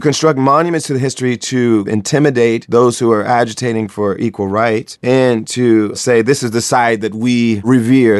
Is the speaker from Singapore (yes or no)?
no; Springfield, Ohio, United States; I grew up in Springfield, Ohio